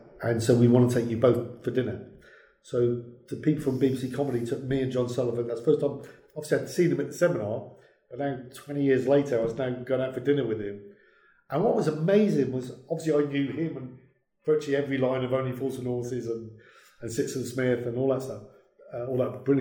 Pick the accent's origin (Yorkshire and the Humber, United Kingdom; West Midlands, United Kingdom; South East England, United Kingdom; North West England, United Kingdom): North West England, United Kingdom; Merseyside; I was born in Merseyside